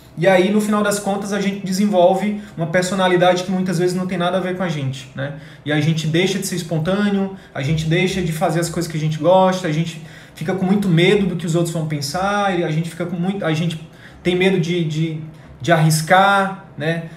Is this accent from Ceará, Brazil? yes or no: no; Picos, Piauí, Brazil; moved away; eu estava em Picos agora no Piauí, na minha cidade natal, de férias